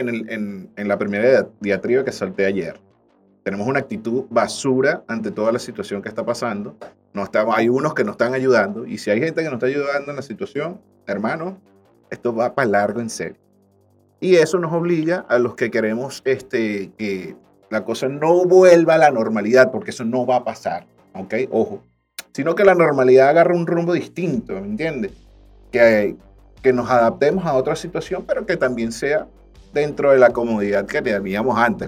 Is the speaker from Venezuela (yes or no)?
yes; Venezuela; nuestra perspectiva como venezolanos